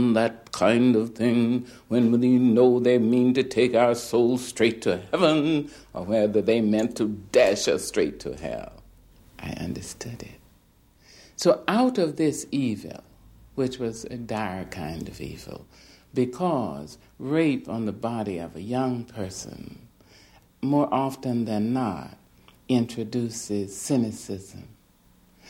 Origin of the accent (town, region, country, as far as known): little Arkansas town, United States; born or raised there; also born or lived in California